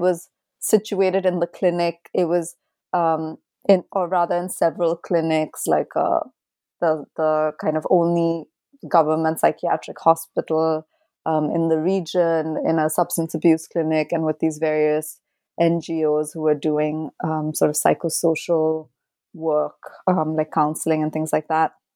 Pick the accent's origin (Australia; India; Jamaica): India; my own complicity as an Indian citizen